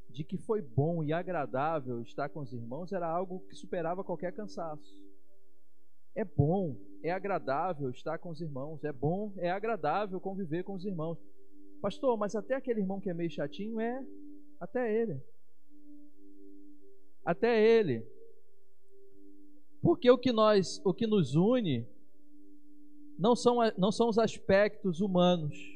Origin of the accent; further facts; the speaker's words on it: Bahia, Brazil; eu sou daquele do, eu sou baiano, né? Então baiano é do cheiro.